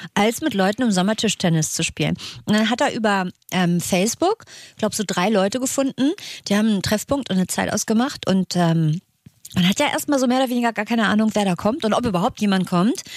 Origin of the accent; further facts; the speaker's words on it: Northern Germany, Germany; Für mich als Norddeutscher